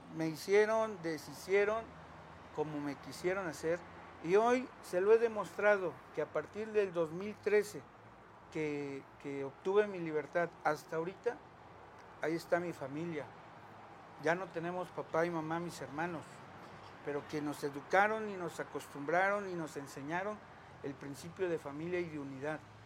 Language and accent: Spanish; Mexico; la casa donde me crié, nací junto con mis papás, que está ahí en el centro